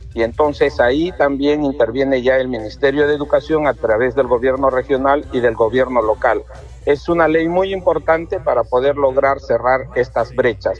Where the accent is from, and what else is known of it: Peru